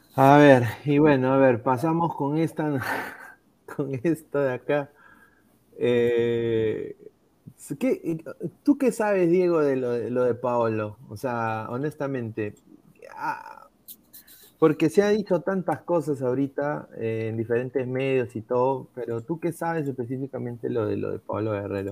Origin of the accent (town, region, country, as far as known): Peru